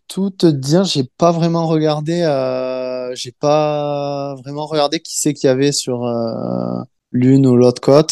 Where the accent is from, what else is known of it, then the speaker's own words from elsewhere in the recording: France; moved away; chez nous en France